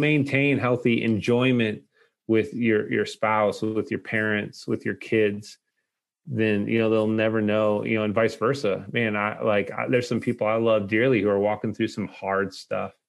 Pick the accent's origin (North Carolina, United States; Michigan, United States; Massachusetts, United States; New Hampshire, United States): Massachusetts, United States; Lowell; moved away; growing up in Lowell